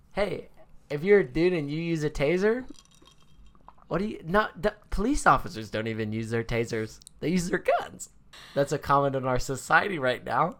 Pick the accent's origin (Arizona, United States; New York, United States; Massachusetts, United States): Arizona, United States; we're from Arizona.